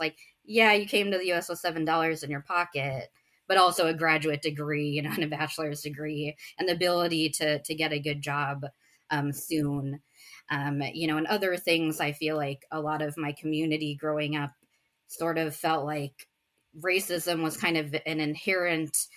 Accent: United States; I'm Indian American. My parents immigrated from India in the 80s, but I was born here in the States

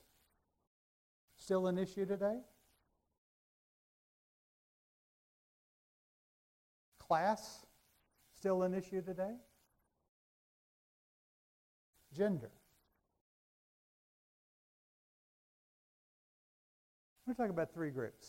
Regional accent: Raton, New Mexico, United States; moved away as an adult; from Raton, from where? 28 years old

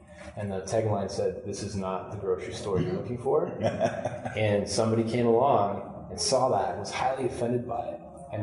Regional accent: Kitchener, Ontario, Canada; I grew up in Kitchener-Waterloo

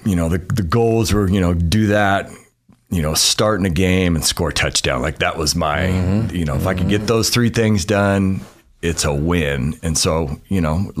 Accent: Lakewood, California, United States; moved away as an adult; now in Boise, United States; I grew up in Lakewood, California, which is right next to Long Beach

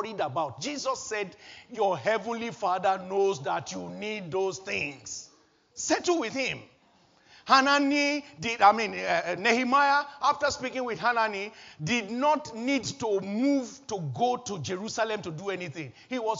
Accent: Nigeria; moved away as an adult; also born or lived in Wolverhampton; now in United Kingdom; churches that I knew from my home country, Nigeria

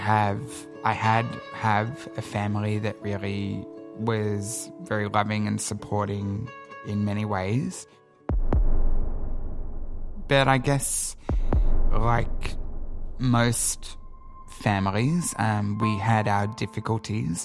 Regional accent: Sydney, New South Wales, Australia; I grew up in Sydney

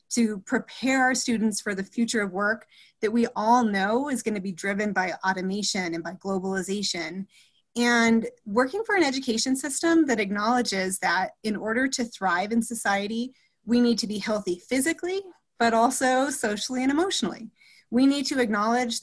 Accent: New Mexico, United States; So I was born and raised in New Mexico, and my family has deep New Mexico roots.

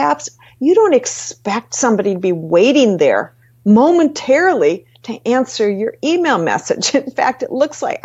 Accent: Minnesota, United States; I'm from Minnesota

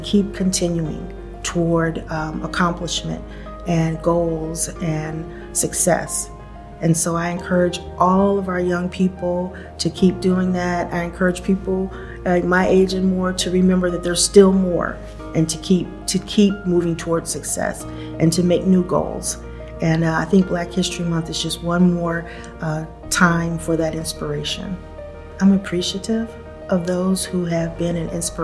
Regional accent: Buffalo, New York, United States; moved away as an adult; also born or lived in Chapel Hill, North Carolina; now in Mecklenburg County, United States; I grew up in Buffalo, New York

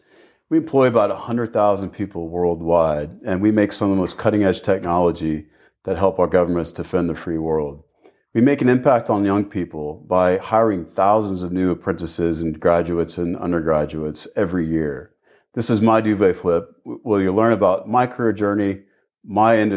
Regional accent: Tulsa, Oklahoma, United States; moved away as an adult; also born or lived in Port Harcourt, Nigeria; I'm American by birth. So I was born in a town called Tulsa, Oklahoma, which is sort of in the middle of the country, a little bit to the south.

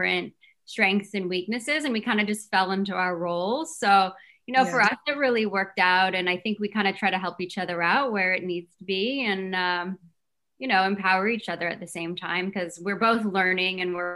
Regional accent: Hawaii, United States; I grew up in Hawaii

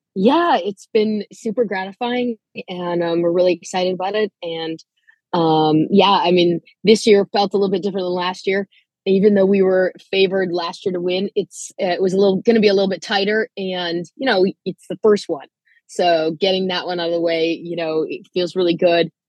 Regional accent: Manitoba, Canada; moved away; I myself was sort of a quasi international student athlete. I'm from Canada

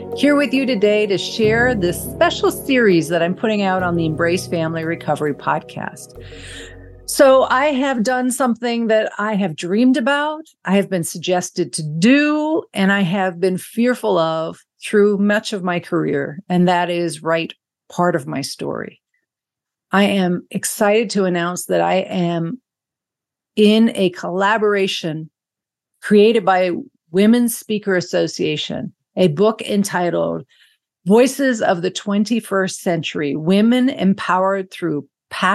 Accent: Bermuda; my home country of Bermuda

